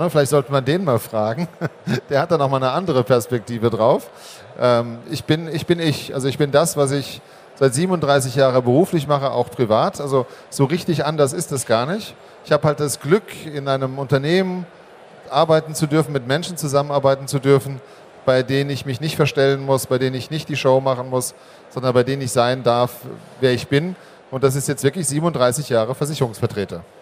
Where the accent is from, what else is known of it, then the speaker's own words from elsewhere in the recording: Hockenheim, Baden-Württemberg, Germany; Aufgewachsen bin ich in Hockenheim.